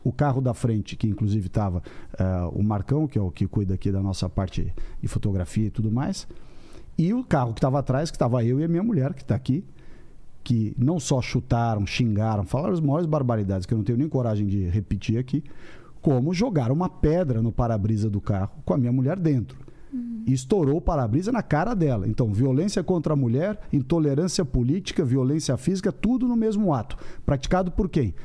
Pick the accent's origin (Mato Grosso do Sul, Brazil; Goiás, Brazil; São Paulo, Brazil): São Paulo, Brazil; paulista, paulistano